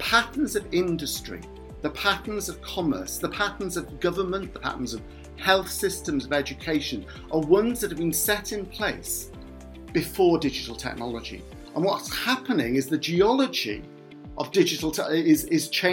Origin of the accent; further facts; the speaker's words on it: Cardiff, Wales, United Kingdom; also born or lived in Tiree, Scotland; now in Swansea, United Kingdom; I was brought up in Cardiff